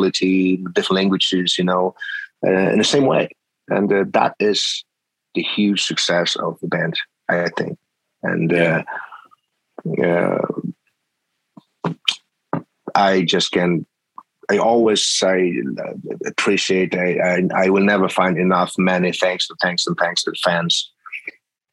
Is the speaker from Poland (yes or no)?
yes; Poland; we are from Poland, from a different part of the world